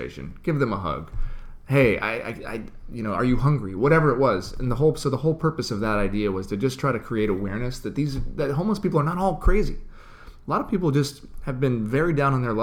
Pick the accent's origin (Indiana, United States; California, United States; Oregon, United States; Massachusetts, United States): Oregon, United States; moved away; also born or lived in Los Angeles; There wasn't a lot of homeless people growing up where I grew up in Oregon. And when I moved